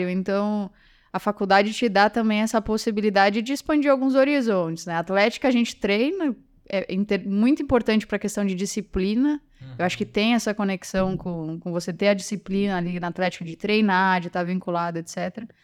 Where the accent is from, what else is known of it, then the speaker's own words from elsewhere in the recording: São Paulo, Brazil; Eu, eu, sou do interior de São Paulo, então muda para São Paulo